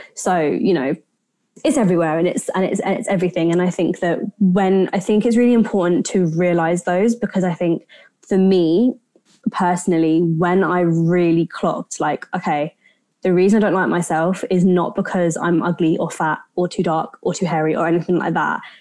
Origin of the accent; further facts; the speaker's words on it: United Kingdom; my grandparents came to the UK in the 60s. Um, so my parents were born here and I was born here, but so I'm, I'm British by, you know, nationality